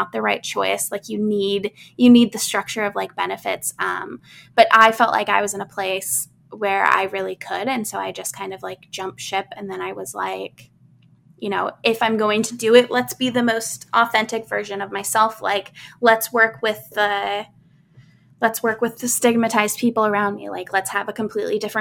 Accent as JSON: {"language": "English", "region": "Midwest", "country": "United States", "tie": "born or raised there", "said": "I grew up in the Midwest"}